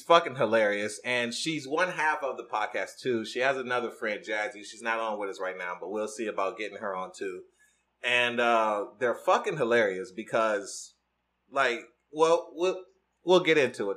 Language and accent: English; Detroit, Michigan, United States; I'm from Detroit, Michigan